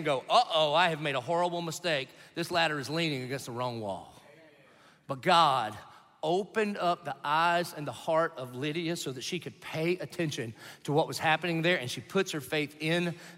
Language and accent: English; the South, United States; I grew up in the South